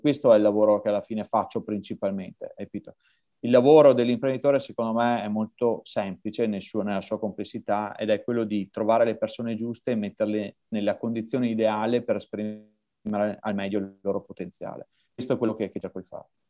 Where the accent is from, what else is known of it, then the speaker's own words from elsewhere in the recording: Verona, Veneto, Italy; Io sono di Verona.